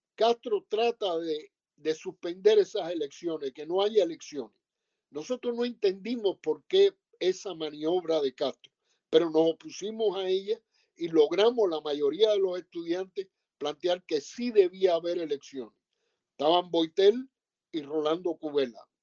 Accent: Sagua la Grande, Villa Clara, Cuba; moved away as an adult; soy de Sagua la Grande en las villas y casi toda mi juventud la pasé allí.

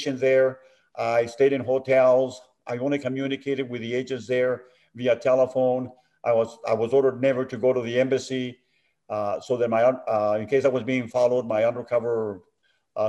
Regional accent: Tucson, Arizona, United States; I'm originally from Tucson, Arizona

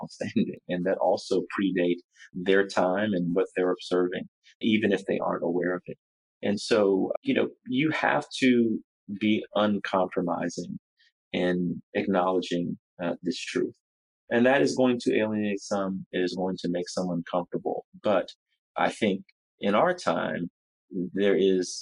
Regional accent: Baton Rouge, Louisiana, United States; also born or lived in Washington, D.C.; to Louisiana, to my hometown of Baton Rouge

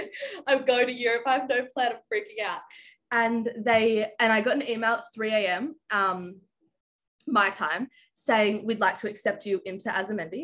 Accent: Canberra, Australian Capital Territory, Australia; I'm from Canberra, Australia

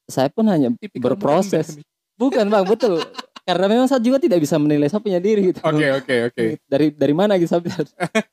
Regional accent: Kaimana, West Papua, Indonesia; now in Sorong, Indonesia; Kalau saya e, kecil itu di Kaimana sebenarnya.

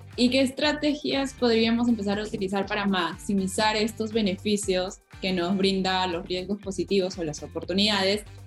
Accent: Peru; como peruana

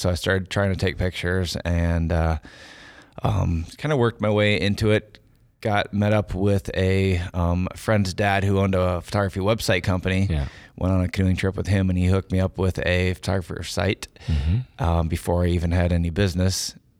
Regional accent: Iowa, United States; I am a photographer from Iowa and been lucky enough to get some good recognition for my work

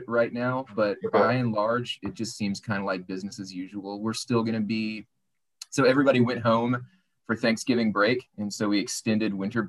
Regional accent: Arkansas, United States; I grew up in Arkansas, about 10 minutes from the Louisiana border

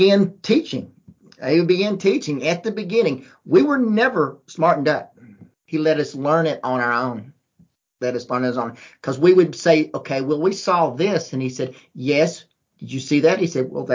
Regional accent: Georgia, United States; when we were growing up in Georgia

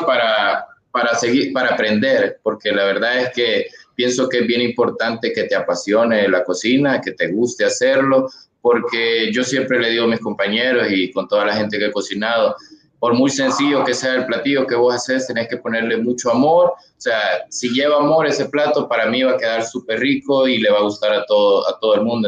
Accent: Sonsonate, El Salvador; yo soy de Sonsonate

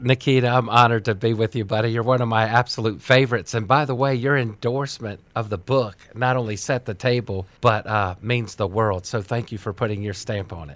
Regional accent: Washington, District of Columbia, United States; now in Maryland, United States; I was born on Capitol Hill

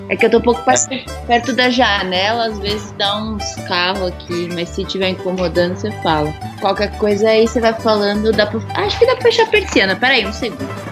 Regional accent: São Paulo, Brazil; eu sou aqui de São Paulo mesmo, né? É, originária da Zona Leste, hoje em dia eu moro no centro.

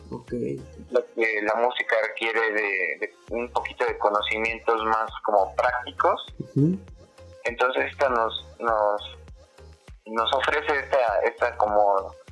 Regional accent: Mexico

